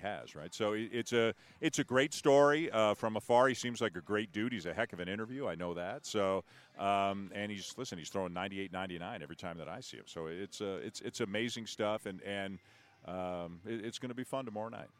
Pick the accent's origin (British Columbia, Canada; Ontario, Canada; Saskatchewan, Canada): Ontario, Canada; Toronto; I'm from Toronto